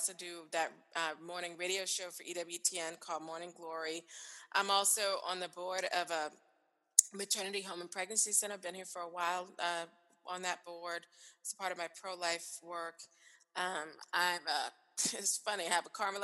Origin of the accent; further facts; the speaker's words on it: the islands of South Carolina, United States; accent: Southern; yep, the islands of South Carolina